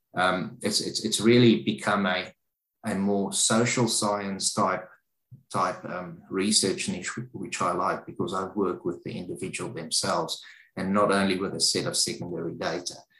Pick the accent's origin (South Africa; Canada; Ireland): South Africa; moved away as an adult; now in Australia; I'm a South African um, from you know, so I grew up in South Africa. I've spent almost 39 years of my life in South Africa.